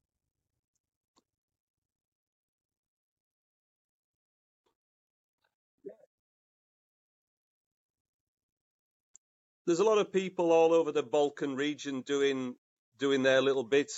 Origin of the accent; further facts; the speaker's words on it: Batley, Yorkshire and the Humber, United Kingdom; moved away as an adult; also born or lived in North Wales; now in Montenegro; originally I'm from Batley in West Yorkshire